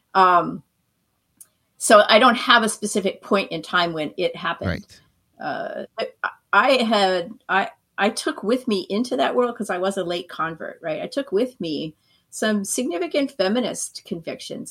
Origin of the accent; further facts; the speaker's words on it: Maine, United States; moved away as an adult; also born or lived in California / Santa Barbara, California; now in Florida, United States; I'm really from Maine, but my heart's been in California since I moved there in the mid 80s